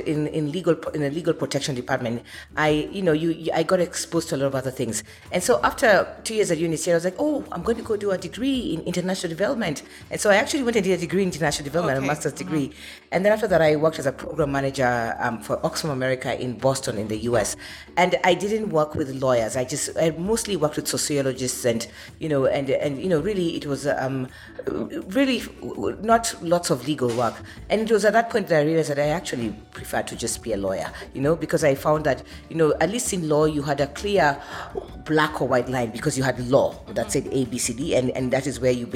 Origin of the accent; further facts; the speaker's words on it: Kenya; I'm Kenyan